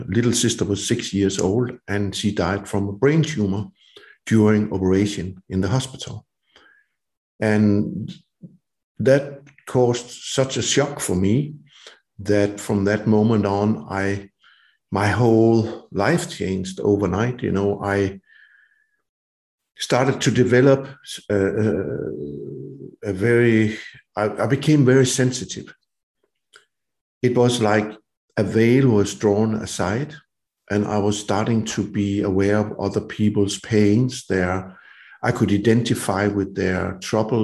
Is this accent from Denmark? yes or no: yes; Denmark; I was roaming my hometown and the woods around it